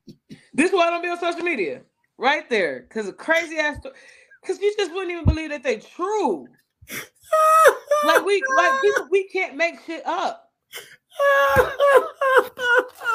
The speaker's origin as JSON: {"language": "English", "town": "Cleveland", "region": "Ohio", "country": "United States", "said": "I'm from Cleveland"}